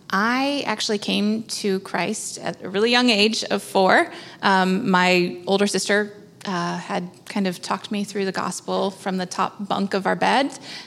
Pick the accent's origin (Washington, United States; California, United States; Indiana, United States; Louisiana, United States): California, United States; San Diego; now in Charleston, United States; I grew up in San Diego, and I was... as a young age, I was a little bit of a church kid.